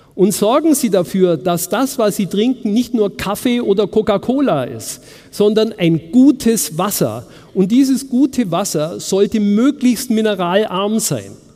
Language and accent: German; Munich, Bavaria, Germany; in München, wo ich herkomme